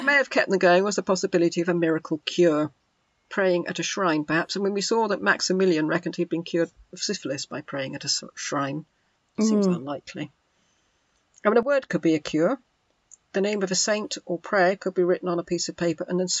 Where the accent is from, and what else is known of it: England, United Kingdom